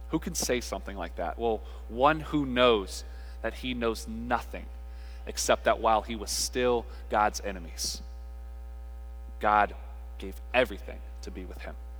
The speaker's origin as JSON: {"language": "English", "region": "North Carolina", "country": "United States", "tie": "born or raised there", "said": "we're from North Carolina, and we grew up in a Baptist household"}